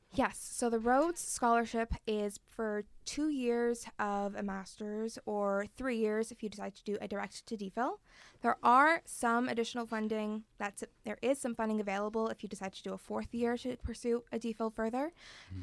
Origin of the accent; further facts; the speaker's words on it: Toronto, Ontario, Canada; moved away as an adult; now in Halifax, Canada; I grew up in Toronto